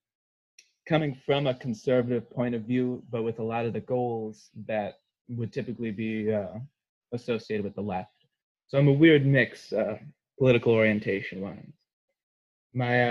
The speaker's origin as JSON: {"language": "English", "town": "Burlington", "region": "Wisconsin", "country": "United States", "tie": "born or raised there", "said": "I'm originally from Burlington, Wisconsin, which is where I will be for this fall semester. So I'm back home on the farm"}